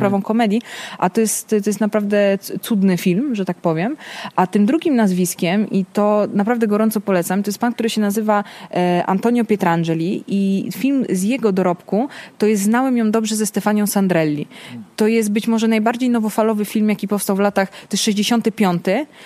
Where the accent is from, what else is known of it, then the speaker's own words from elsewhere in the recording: Naples, Campania, Italy; now in Poland; te lata 90., kiedy ja się wychowywałam we Włoszech